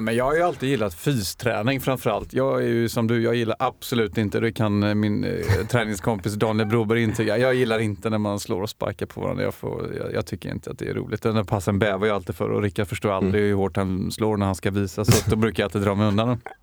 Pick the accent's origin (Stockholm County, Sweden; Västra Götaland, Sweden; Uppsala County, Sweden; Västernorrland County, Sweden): Västra Götaland, Sweden; Gothenburg; Jag är ju från Göteborg